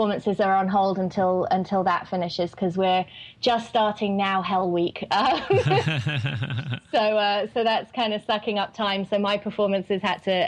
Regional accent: England, United Kingdom; accent: English; moved away as an adult; also born or lived in New York / California; now in Phoenix, United States; I obviously, as well, being English

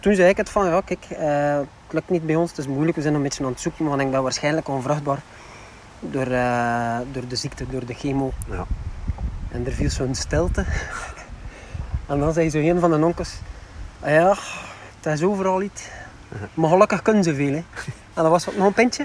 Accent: West Flanders, Belgium; zeker in de West-Vlaanderen, waar ik vandaan kom

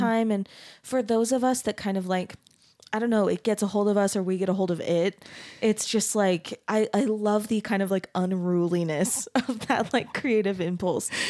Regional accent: Arizona, United States; I grew up in Arizona

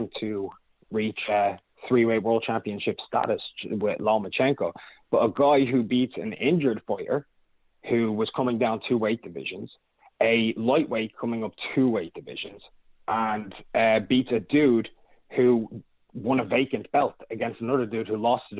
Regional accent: Ireland; I'm from Ireland

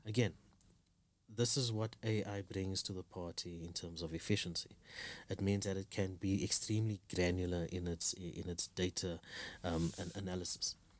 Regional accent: South Africa; now in Kenya; I'm a South African living in Kenya

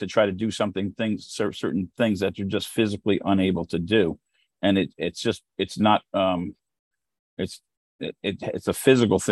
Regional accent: United States; as an American

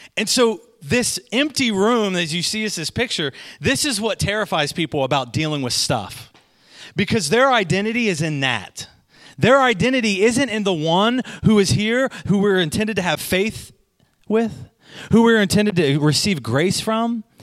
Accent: Goshen, United States; I'm from Goshen

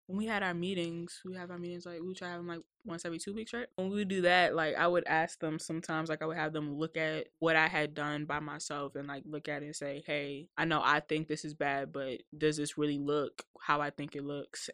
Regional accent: Woodbridge, Virginia, United States; I'm from Woodbridge, since Northern Virginia

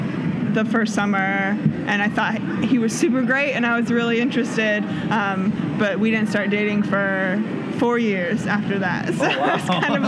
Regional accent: Denver, Colorado, United States; also born or lived in Virginia; now in Grand Junction, United States; I grew up in the Denver church

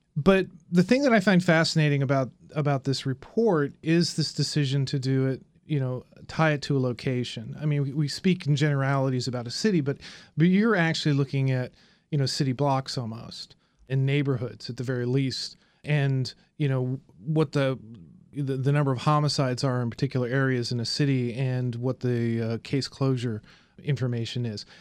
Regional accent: Indianapolis, Indiana, United States; moved away; I'm from Indianapolis.

